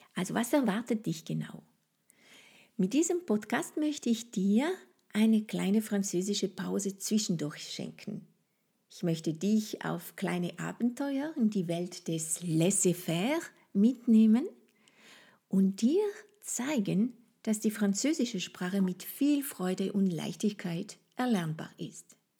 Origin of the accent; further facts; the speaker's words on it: France; first language French; German is a second language; moved away as an adult; now in Austria; Wie du es bestimmt herausgehört hast, ist Frankreich meine Heimat. Ich lebe seit vielen Jahren in Österreich, aber die Liebe zu meiner Muttersprache und zu meinem Ursprungsland sind natürlich noch sehr präsent